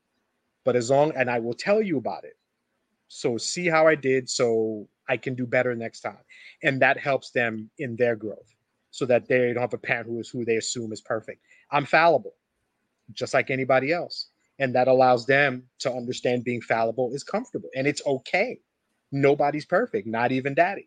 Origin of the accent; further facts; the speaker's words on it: New Jersey, United States; we're from New Jersey